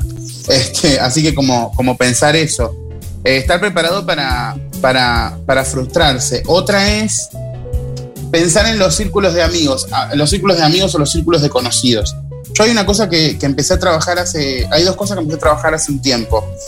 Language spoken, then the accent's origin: Spanish; Rosario, Colonia, Uruguay; yo a mi pueblo lo amo y lo nombro siempre, digo, soy rosarino